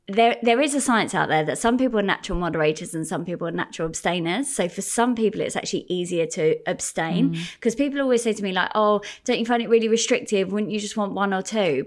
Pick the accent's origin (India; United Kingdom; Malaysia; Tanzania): United Kingdom; Gravesend, South East England; I grew up in Gravesend